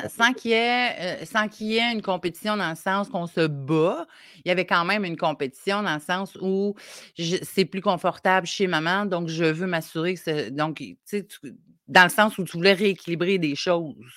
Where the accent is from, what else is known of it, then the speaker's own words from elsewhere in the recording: Côte-Nord, Quebec, Canada; Je viens de la Côte-Nord